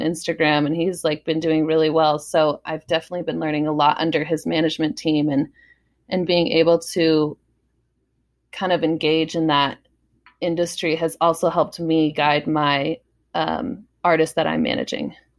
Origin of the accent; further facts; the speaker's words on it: San Diego, California, United States; San Diego a lot 'cause that's my hometown